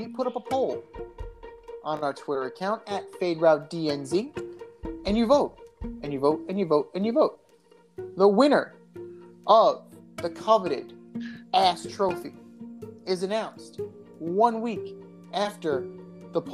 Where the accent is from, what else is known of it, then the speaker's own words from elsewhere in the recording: New York, United States; my hometown Mets